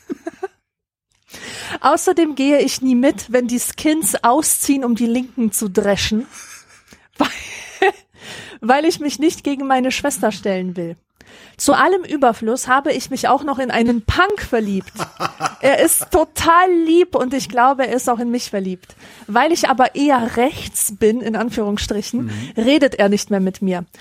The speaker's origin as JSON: {"language": "German", "town": "Grevenbroich", "region": "North Rhine-Westphalia", "country": "Germany", "tie": "born or raised there", "said": "Also ich halt in Grevenbruch"}